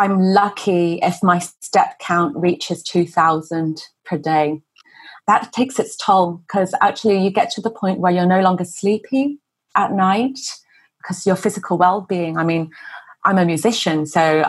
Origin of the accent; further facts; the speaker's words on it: England, United Kingdom; moved away as an adult; now in Hong Kong; I'm originally from England. I'm a British-born Chinese